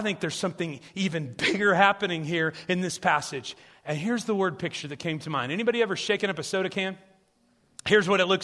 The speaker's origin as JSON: {"language": "English", "region": "South Central Illinois", "country": "United States", "tie": "born or raised there", "said": "I grew up in these small churches in Illinois"}